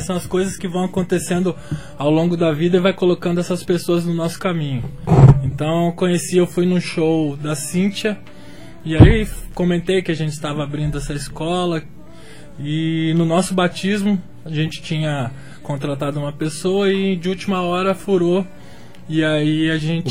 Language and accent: Portuguese; Brasília, Federal District, Brazil; now in João Pessoa, Brazil; eu sou de Brasília